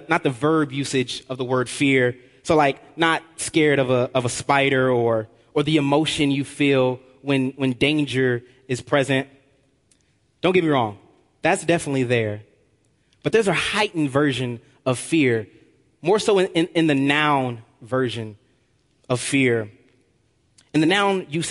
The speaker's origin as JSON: {"language": "English", "town": "Long Beach", "region": "California", "country": "United States", "tie": "born or raised there", "said": "I'm from Long Beach, California. And where I'm from, there's a huge gang infestation. I had two choices growing up"}